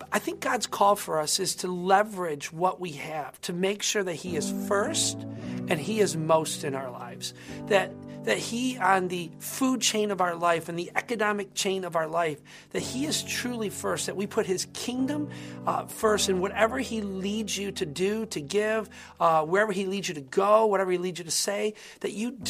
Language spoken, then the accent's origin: English; United States; as Christians, as American Christians, with this kind of wealth that we live